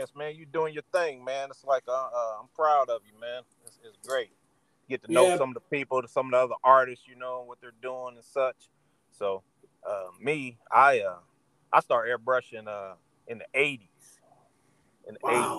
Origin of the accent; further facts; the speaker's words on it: Indianapolis, Indiana, United States; I am from Indianapolis, Indiana, Midwest